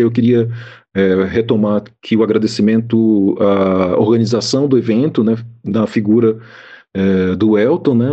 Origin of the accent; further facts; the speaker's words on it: Salvador, Bahia, Brazil; um bairro da cidade de Salvador, é a cidade de onde eu sou também, né, então conheço bastante aquele bairro